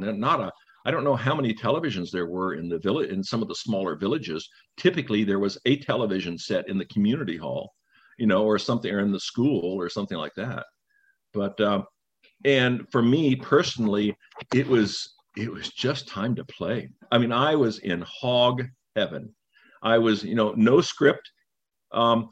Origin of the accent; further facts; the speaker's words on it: Bethel, Alaska, United States; moved away; I'm from Bethel, because that's where I grew up. I wasn't born there.